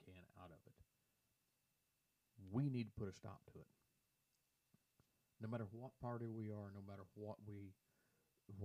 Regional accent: United States; I, as an American

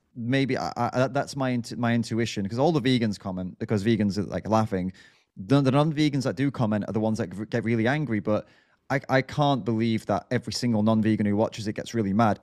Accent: United Kingdom

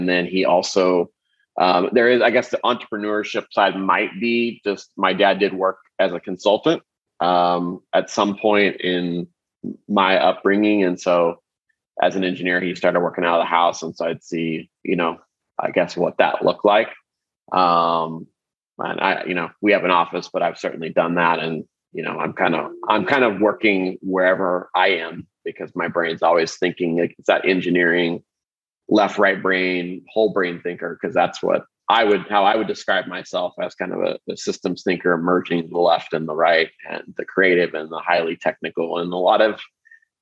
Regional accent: Kansas City, Missouri, United States; I grew up in Kansas City, Missouri

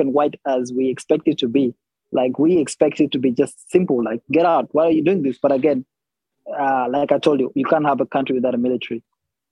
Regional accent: Uganda; also born or lived in Kenya / South Sudan; I was raised in Uganda and I did all my school in Uganda, my university, everything

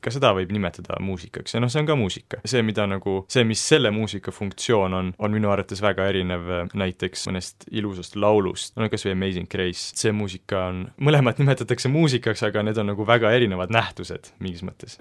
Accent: Tartu, Tartu County, Estonia; ma olen siitsamast Tartust pärit

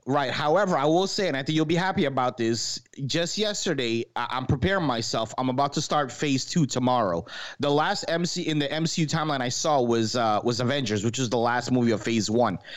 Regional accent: New York, United States; moved away; I'm from New York originally

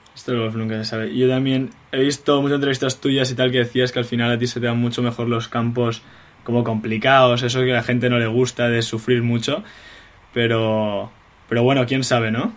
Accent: Spain; moved away; los españoles somos así

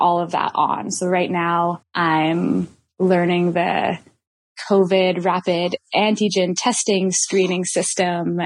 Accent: Shawnigan Lake, British Columbia, Canada; I grew up on Shawnee's territory, which is in Shawnigan Lake.

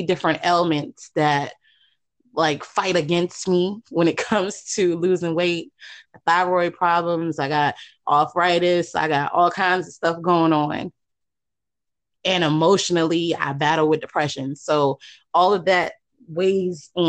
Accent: New York City, New York, United States; now in Virginia, United States; I'm originally from Queens

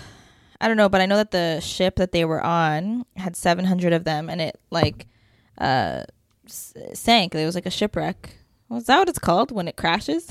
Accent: Canada

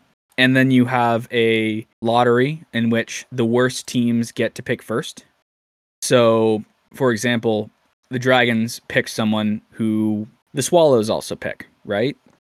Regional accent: Hawaii, United States; I'm from Hawaii, but I grew up a diehard Hawks fan.

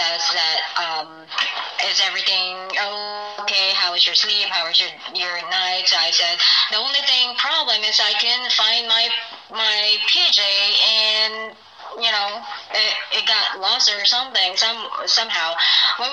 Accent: Philippines; now in Phoenix, United States; I'm from the Philippines

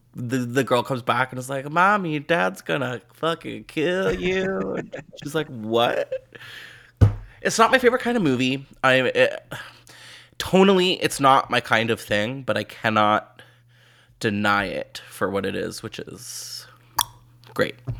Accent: Canada; as a Canadian

